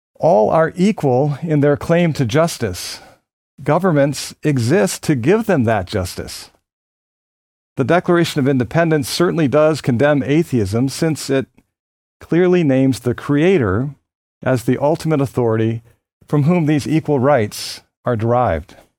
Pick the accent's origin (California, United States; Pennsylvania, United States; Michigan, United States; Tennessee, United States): Pennsylvania, United States; Philadelphia; born or raised there